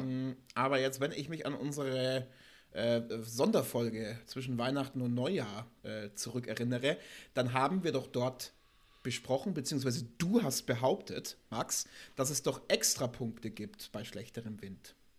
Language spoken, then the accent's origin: German; Germany; als Deutsche